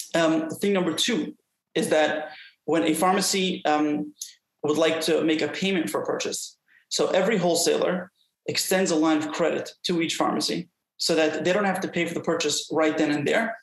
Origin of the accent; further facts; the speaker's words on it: New York City, New York, United States; I was brought up in Brooklyn, New York.